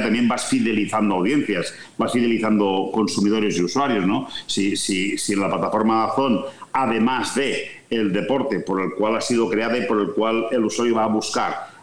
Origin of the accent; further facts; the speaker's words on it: Vic, Catalonia, Spain; yo soy nacido en Vic, tierra de rallies